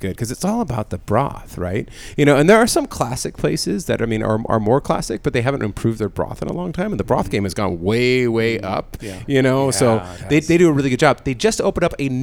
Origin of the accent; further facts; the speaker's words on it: San Diego, California, United States; I grew up in Rancho Pinzquito, right by there